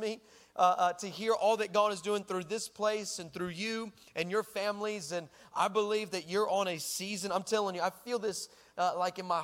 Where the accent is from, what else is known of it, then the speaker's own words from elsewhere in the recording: El Paso, Texas, United States; moved away; I'm originally from El Paso, Texas